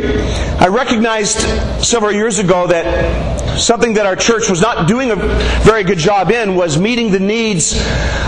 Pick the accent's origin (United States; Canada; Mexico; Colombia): Canada; I'm from Canada.